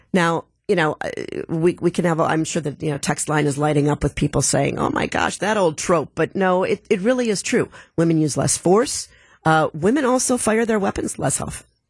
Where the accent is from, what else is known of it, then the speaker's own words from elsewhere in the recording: Milwaukee, Wisconsin, United States; I'm from Milwaukee